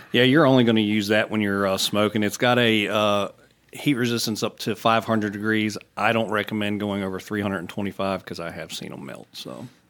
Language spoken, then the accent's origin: English; Roanoke, Virginia, United States; moved away; I'm from Southwest Virginia, Roanoke